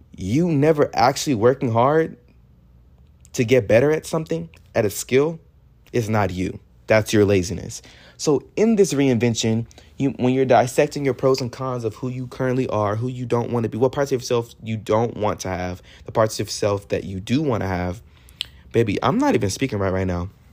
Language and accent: English; Texas, United States; I'm from Texas